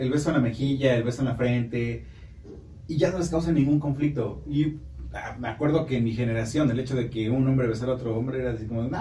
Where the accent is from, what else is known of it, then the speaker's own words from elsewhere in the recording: Puebla, Mexico; soy de Puebla.